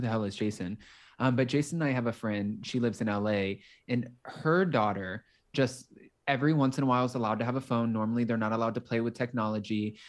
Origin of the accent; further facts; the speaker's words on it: Palm Beach County, Florida, United States; moved away as an adult; also born or lived in Los Angeles, California; I'm originally from Palm Beach County, Florida, and it's about an hour north of Miami.